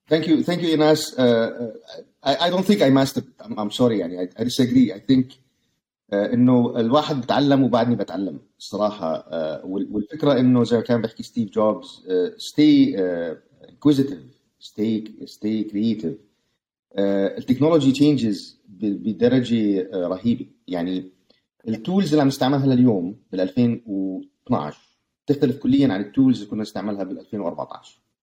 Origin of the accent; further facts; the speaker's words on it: Jordan; moved away as an adult; now in United States; انا طبعا ولدان بالاردن كملت هاي سكول بالاردن